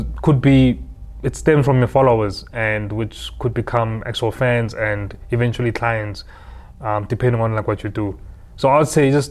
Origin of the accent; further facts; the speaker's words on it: Harrismith, Free State, South Africa; moved away as an adult; also born or lived in Bloemfontein, South Africa; now in Johannesburg, South Africa; I'm from Harrismith originally, born and bred in the Free State.